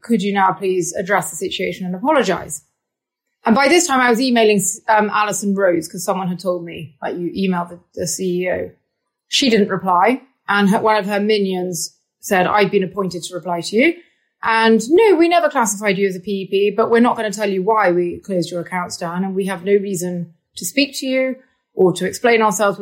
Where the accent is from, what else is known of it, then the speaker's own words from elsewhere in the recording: United Kingdom; also born or lived in Moscow; I am British.